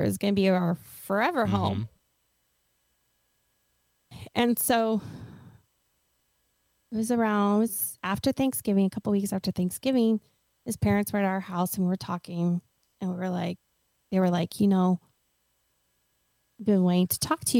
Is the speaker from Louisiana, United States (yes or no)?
no; Oregon, United States; moved away as an adult; also born or lived in Washington / Hawaii; now in Tennessee, United States; I'm from Oregon